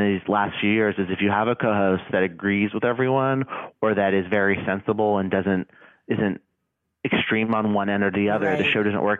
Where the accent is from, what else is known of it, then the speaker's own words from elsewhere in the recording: Arizona, United States; I grew up in Arizona